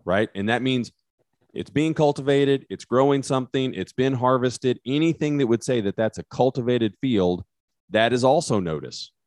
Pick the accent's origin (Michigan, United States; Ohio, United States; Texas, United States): Texas, United States; West; accent: West Texas; my West Texas accent